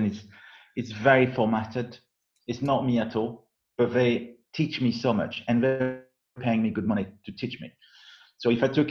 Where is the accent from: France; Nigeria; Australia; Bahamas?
France; south of France; accent: French; English is a second language; moved away as an adult; I'm a kid from south of France who spent 20 years there